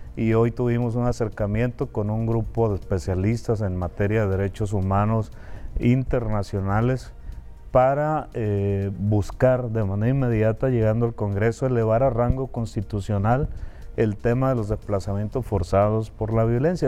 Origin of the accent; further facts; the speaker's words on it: Concordia, Sinaloa, Mexico; yo soy originario de Concordia, de la Cieneguilla